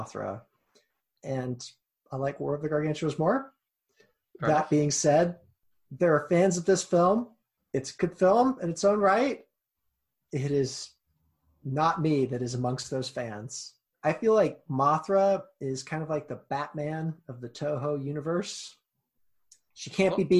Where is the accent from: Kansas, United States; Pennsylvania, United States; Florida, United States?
Kansas, United States; I am from Kansas